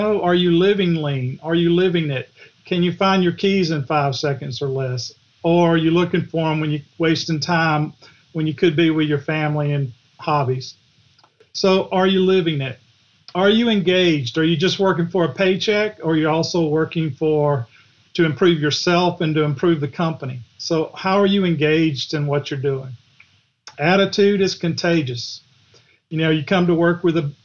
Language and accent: English; Griffin, Georgia, United States; accent: Southern; Grew up in Griffin